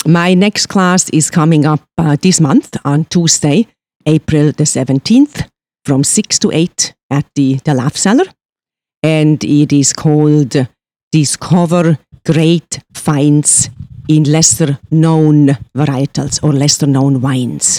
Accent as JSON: {"language": "English", "country": "Switzerland", "tie": "born or raised there", "moved": "as an adult", "said": "me being born and raised in Switzerland"}